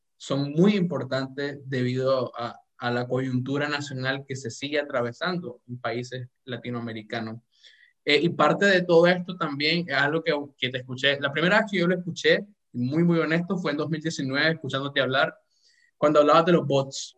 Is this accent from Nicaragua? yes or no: yes; Nicaragua; como nicaragüense, obviamente, y como latinoamericano